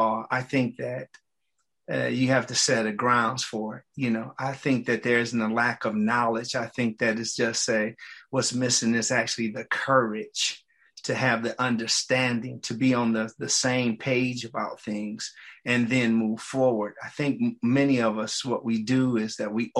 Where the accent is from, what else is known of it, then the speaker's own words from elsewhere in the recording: Detroit, Michigan, United States; I'm from Detroit, Michigan